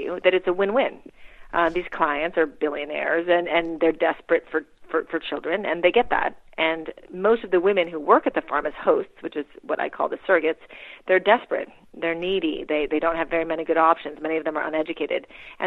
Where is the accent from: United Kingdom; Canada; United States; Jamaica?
United States; Wisconsin; moved away as an adult; also born or lived in Philippines / Princeton, New Jersey / Manhattan, New York; we moved to Wisconsin when I was six in the late 1970s